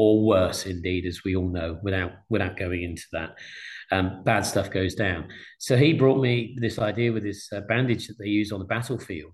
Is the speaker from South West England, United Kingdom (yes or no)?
yes; Exeter, South West England, United Kingdom; a town called Exeter, my hometown